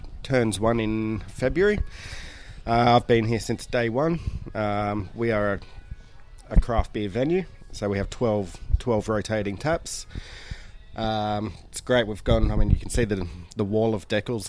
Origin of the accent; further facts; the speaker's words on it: Newcastle, New South Wales, Australia; I grew up in Newcastle in New South Wales